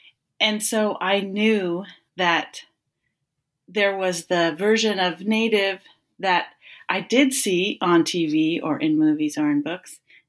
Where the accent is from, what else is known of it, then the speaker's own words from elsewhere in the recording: West Coast, United States; also born or lived in Northern California / Oregon / Washington State; So I grew up on the West Coast, living between Northern California, Oregon, and Washington State.